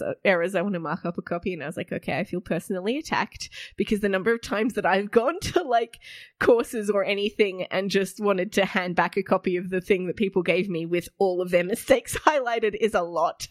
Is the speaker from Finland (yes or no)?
no; Australia; we're an Australian audience